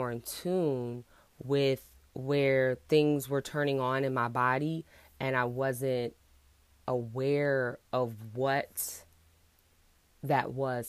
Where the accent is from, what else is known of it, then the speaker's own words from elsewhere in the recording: Houston, Texas, United States; I'm from Houston